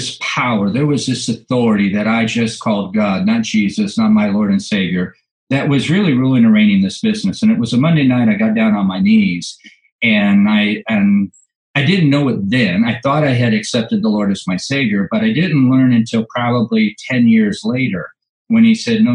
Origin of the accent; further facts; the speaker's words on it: Orange County, California, United States; I was born and raised in Orange County, California